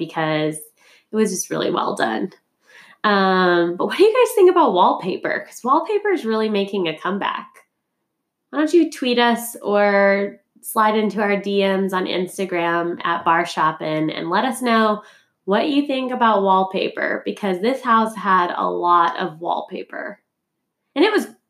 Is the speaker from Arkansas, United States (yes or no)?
yes; Arkansas, United States; moved away; also born or lived in Missouri; You still can't buy anything on Sundays in my hometown. Go Arkansas